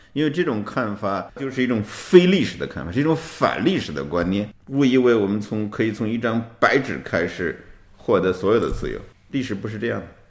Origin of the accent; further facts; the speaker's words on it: China; 我们中国人